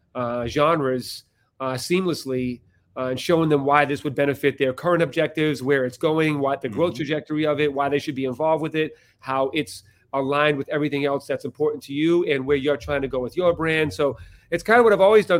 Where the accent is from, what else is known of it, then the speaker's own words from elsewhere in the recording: Boston, Massachusetts, United States; I'm from Boston